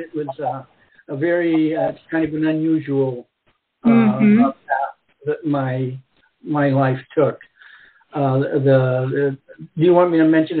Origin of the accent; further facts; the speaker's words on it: Great Basin Desert of Nevada, United States; moved away; also born or lived in Mexico; I grew up in the Great Basin Desert of Nevada, kind of real close to the middle of nowhere, you know, just surrounded by desert, rugged hills, mountain ranges, you know, just vast horizons of silent, uninhabited